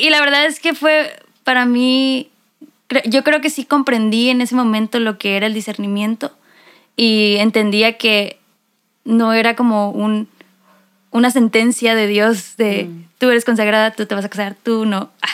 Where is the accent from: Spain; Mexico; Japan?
Mexico; Mexicali, Baja California; now in Monterrey, Mexico; soy de Mexicali, pero actualmente vivo en Monterrey